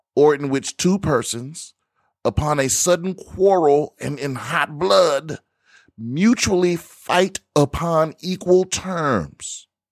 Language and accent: English; Washington, District of Columbia, United States; this is my hometown metro system